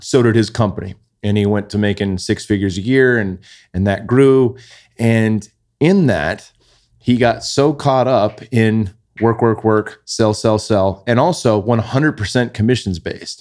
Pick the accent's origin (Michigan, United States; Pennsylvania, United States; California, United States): California, United States; Bay Area; we grew up in the Bay Area, pinch and pennies, living in apartments and condos